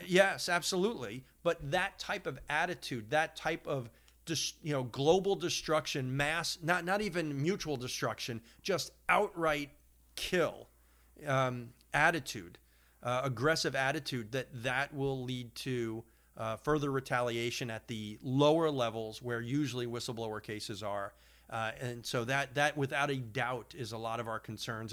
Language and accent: English; Long Island, New York, United States; having grown up on Long Island